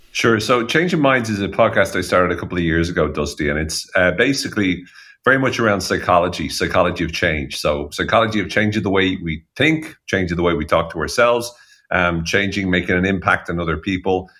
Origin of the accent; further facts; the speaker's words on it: Ireland; as Irish people